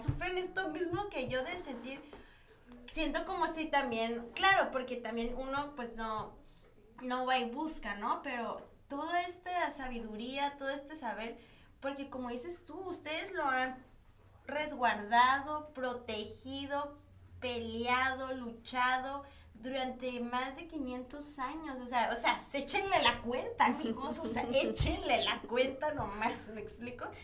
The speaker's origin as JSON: {"language": "Spanish", "country": "Mexico", "tie": "born or raised there", "said": "yo soy mexicana, ¿no? mexicana, yo nací en México"}